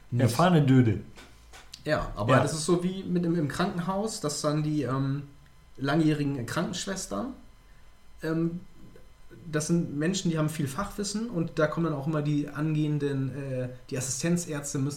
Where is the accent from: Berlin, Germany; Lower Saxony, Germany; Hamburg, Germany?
Lower Saxony, Germany; ja, ich komme nicht aus Emden, nee, aber aus dem Friesland.